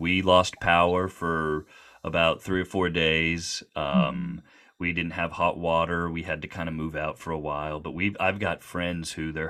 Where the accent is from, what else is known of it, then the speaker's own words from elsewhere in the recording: Little Rock area, Arkansas, United States; moved away; I grew up around here. I moved away for a long time, but I grew up here.